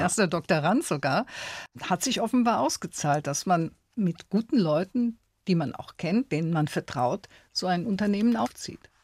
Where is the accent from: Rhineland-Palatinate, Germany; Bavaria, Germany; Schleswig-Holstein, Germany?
Rhineland-Palatinate, Germany; Eifel; ich kun ja auch von dort